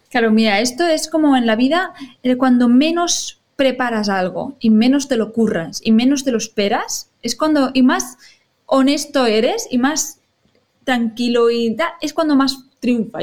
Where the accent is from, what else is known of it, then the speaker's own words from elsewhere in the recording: Rubí, Catalonia, Spain; also born or lived in Barcelona; no nací en Rubí, eh, tengo que ah. decir que nací en Barcelona, pero soy como rubinenca porque llevo casi toda mi vida aquí.